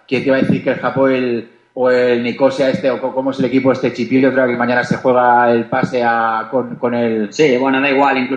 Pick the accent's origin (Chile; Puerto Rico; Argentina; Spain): Spain; me considero el más español del mundo y me considero un tío que, que tiene la suerte de defender esos colores en mi deporte